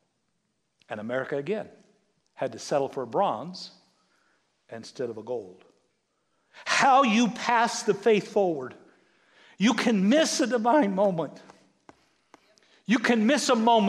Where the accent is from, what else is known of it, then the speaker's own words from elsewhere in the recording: United States; we as American Western people